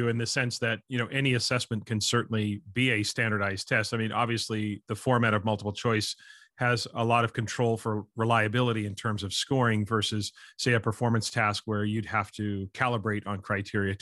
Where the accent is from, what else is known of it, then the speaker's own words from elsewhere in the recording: Canada; as a Canadian